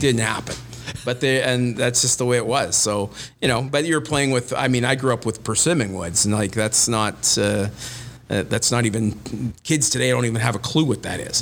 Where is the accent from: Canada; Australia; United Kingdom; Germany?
Canada; Winnipeg, Manitoba; also born or lived in Los Angeles; I grew up in Winnipeg